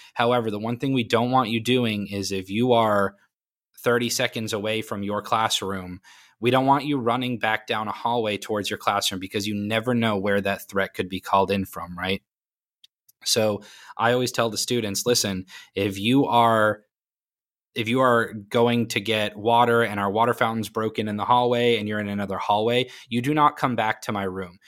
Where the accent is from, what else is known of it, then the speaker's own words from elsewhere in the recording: Maine, United States; now in Florida, United States; I was born and raised in Maine